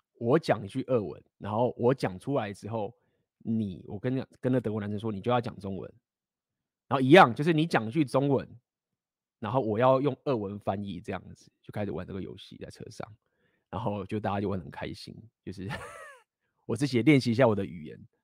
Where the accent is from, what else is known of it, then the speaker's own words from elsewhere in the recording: Taiwan; moved away; 我也是在台湾待很久，就是从小就在台湾长大